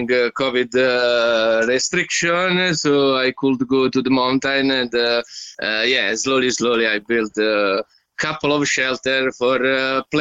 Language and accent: English; Italy; moved away as an adult; also born or lived in England / Germany; from uh, Italy. I am uh, 36 at the moment.